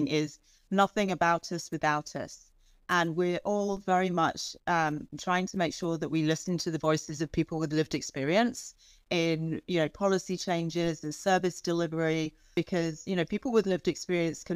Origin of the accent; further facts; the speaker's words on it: England, United Kingdom; moved away as an adult; I grew up in England, and so I went to the equivalent of like school, you know, elementary school and high school in the UK